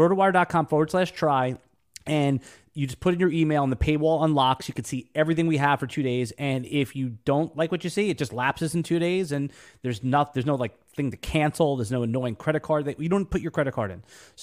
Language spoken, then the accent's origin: English; New York, United States; now in Jacksonville, United States; Yeah, no, I'm a New Yorker, native New Yorker, and obviously, the last decade, the 10 years, I live in Jacksonville, Florida.